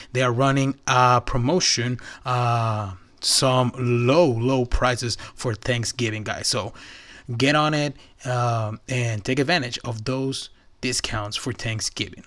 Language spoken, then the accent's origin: English; Nogales, Sonora, Mexico; moved away; I'm from um, Mexico. I'm from Nogales.